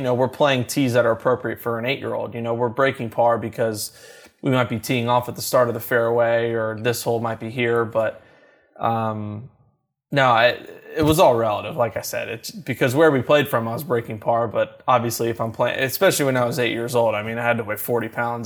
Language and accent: English; Louisville, Kentucky, United States; Growing up in Louisville, Kentucky